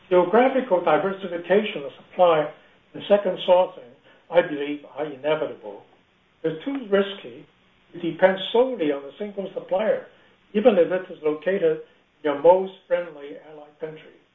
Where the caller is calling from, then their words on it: Hong Kong; I'm actually calling from Hong Kong, not from the West Coast.